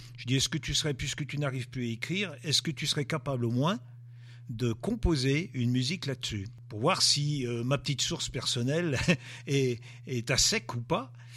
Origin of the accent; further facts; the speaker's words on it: Monts du Lyonnais, Auvergne-Rhône-Alpes, France; je suis originaire des monts du Lyonnais. Enfin, j'habite les, les, monts du Lyonnais.